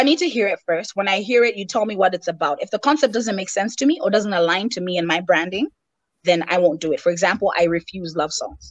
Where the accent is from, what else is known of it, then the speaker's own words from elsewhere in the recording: Malawi; English is a second language; Oh, you don't sound Malawian. I'm sorry, guys. I was educated by white people. It's not my fault.